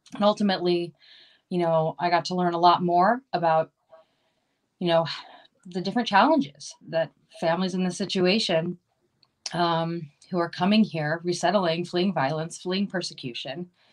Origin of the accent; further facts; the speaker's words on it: Maryland, United States; now in Los Angeles, United States; that's actually where I'm from. I'm from Maryland